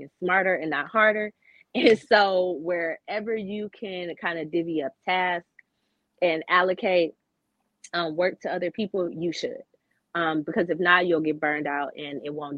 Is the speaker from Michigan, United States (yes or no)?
yes; Michigan, United States; I'm from Michigan